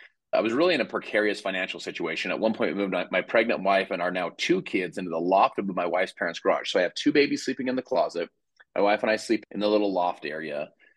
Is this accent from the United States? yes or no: yes; Salt Lake City, Utah, United States; But I'm from Salt Lake City, Utah.